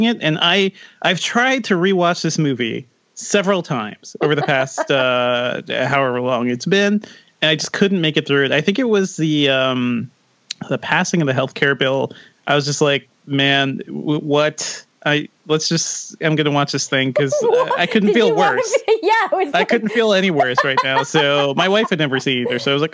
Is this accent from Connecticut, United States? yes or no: yes; Connecticut, United States; also born or lived in Guyana; I grew up in Connecticut